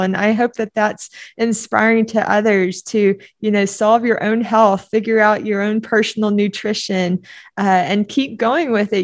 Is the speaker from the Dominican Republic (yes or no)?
no; Oklahoma, United States; also born or lived in Duncan, Oklahoma; we moved from Duncan, Oklahoma up to Oklahoma City